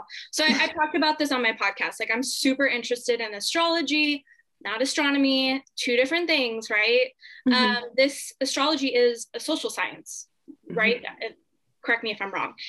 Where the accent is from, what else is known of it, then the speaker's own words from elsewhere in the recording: Southern California, United States; I was born in Southern California